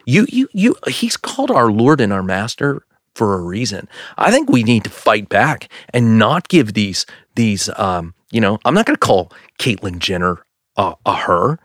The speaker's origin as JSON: {"language": "English", "region": "Pennsylvania", "country": "United States", "said": "we come from Pennsylvania"}